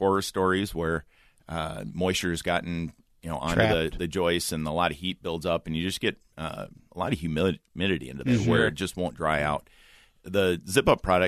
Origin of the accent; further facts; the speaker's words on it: Iowa, United States; I am from Iowa